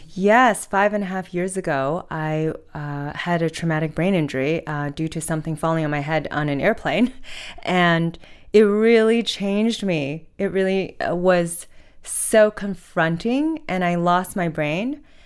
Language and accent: English; Hudson Valley, New York, United States; moved away as an adult; also born or lived in China / Oxford, United Kingdom; now in Australia; I went to middle and high school in the Hudson Valley, so which is about ninety minutes north of New York City